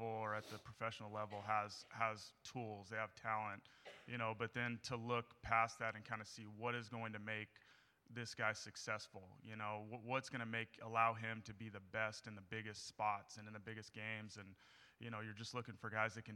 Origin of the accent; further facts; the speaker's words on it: Northern California, United States; also born or lived in Miami; I'm from Northern California and just – you know, I think growing up, I was a Cal fan